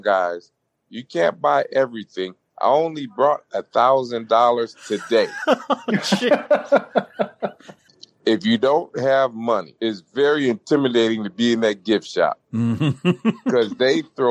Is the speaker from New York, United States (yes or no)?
no; Clarksville, Tennessee, United States; moved away as an adult; also born or lived in Louisville, Kentucky; I grew up in Clarksville, Tennessee, which is right next to the Kentucky state line